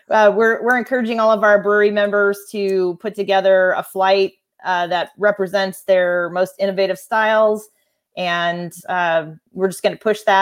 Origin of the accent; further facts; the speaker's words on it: Hannibal, Missouri, United States; also born or lived in Denver; I grew up in Denver for a while, um, and then moved to uh, Hannibal, Missouri, and then that's where I graduated from high school